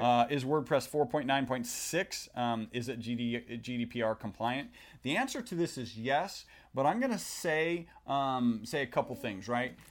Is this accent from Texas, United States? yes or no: yes; Texas, United States; We are from Texas